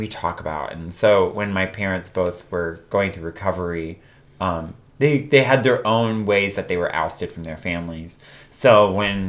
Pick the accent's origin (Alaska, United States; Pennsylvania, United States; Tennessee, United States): Tennessee, United States; Nashville; moved away; I'm originally from Nashville, Tennessee